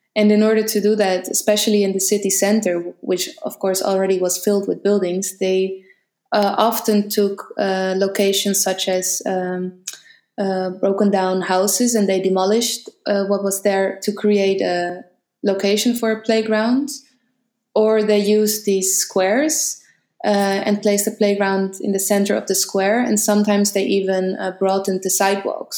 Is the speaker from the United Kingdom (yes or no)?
no; Amsterdam, North Holland, Netherlands; I grew up in Amsterdam